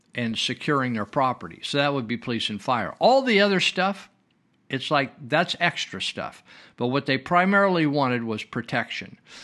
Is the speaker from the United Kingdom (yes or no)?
no; Marysville, California, United States; my hometown where I live, of Marysville, California